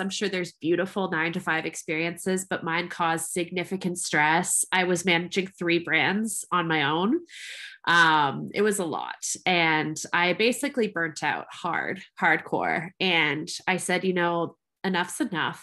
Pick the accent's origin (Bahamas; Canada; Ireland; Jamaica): Canada; I am a Canadian creative entrepreneur.